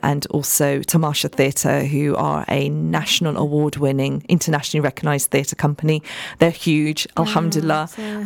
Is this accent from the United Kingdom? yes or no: yes; United Kingdom; We have to manage the role as a British woman. We have to manage the role as a Pakistani South Asian woman as well